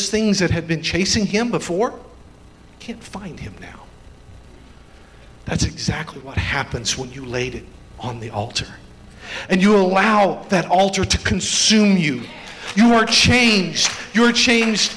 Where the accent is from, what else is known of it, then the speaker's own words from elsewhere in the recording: Indiana, United States; accent: redneck; also born or lived in Kentucky; I'm an Indiana farm boy. I was born in Kentucky